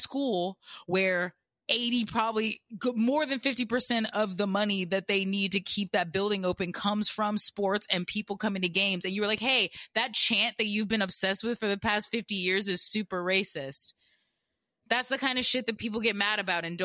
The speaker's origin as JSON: {"language": "English", "region": "the South", "country": "United States", "tie": "born or raised there", "said": "I grew up in the South"}